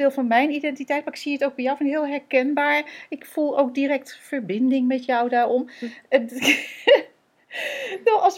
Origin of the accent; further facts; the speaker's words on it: Netherlands; wij zijn Nederlanders. En, en dus hebben wij van huis uit meegekregen.